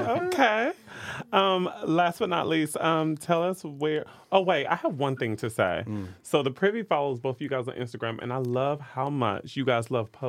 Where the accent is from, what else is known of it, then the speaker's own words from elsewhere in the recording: the South, United States; Growing up in the South, we would hear about, like, stuff like